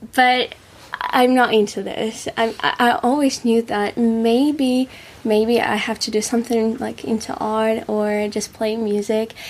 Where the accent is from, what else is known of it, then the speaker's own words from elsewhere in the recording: Moscow, Russia; English is a second language; moved away as an adult; also born or lived in Paris / Czech Republic; now in Colchester, United Kingdom; I'm from Moscow. It's a big city and it's about 16 million people.